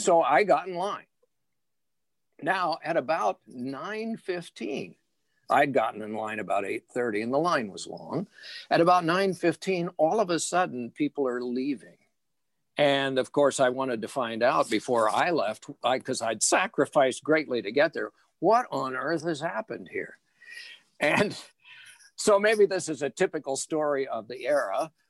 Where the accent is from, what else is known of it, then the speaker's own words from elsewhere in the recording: Indiana, United States; And I never realized until later the sacrifice that my parents made, because the roads to Chicago from Indiana, this predated